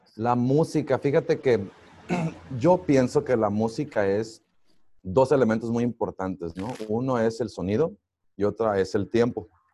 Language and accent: Spanish; Los Mochis, Sinaloa, Mexico; now in Monterrey, Mexico; Yo soy de los Mochis Sinaloa